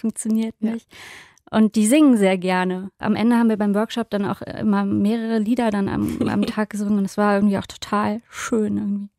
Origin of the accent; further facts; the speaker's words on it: Rhineland, Germany; für mich gerade als Rheinländerin